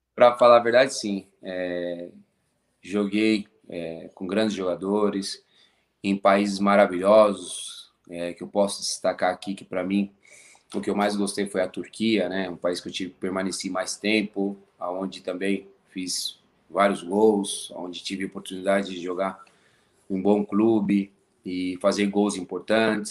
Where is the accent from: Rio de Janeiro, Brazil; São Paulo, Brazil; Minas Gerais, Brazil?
São Paulo, Brazil; Cotia; moved away as an adult; also born or lived in Costa Rica / Belgium / Mexico / Saudi Arabia; Eu sou de São Paulo, Cotia.